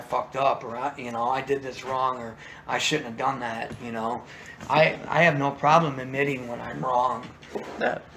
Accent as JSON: {"language": "English", "town": "Chesterton", "region": "Indiana", "country": "United States", "moved": "yes", "said": "I'm actually originally from Chesterton, Indiana"}